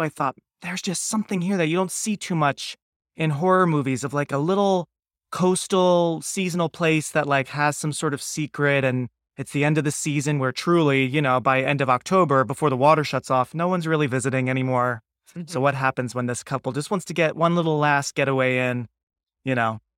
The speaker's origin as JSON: {"language": "English", "region": "Pennsylvania", "country": "United States", "tie": "born or raised there", "said": "I'm in Southern Maine now, but I grew up right outside of Philadelphia, and as a kid was auditioning lots of times in New York"}